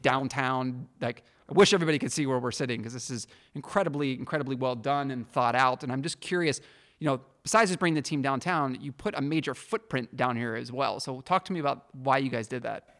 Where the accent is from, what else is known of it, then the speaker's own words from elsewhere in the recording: Pittsburgh, Pennsylvania, United States; now in Detroit, United States; my hometown, Pittsburgh